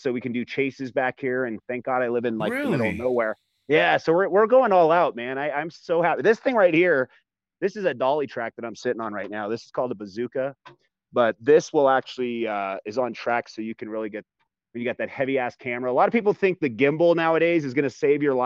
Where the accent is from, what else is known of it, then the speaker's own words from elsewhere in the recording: California, United States; moved away as an adult; I'm from California